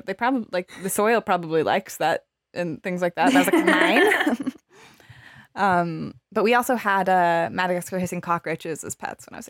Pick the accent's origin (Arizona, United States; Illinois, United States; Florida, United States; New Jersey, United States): Arizona, United States; born or raised there